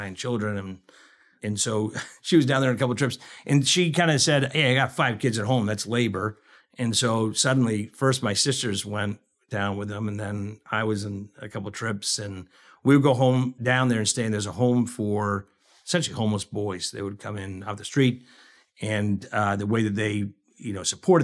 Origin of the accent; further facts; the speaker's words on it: Danvers, Massachusetts, United States; now in Chicago, United States; I grew up in the Boston area, just north of the city, Danvers, which nobody ever knows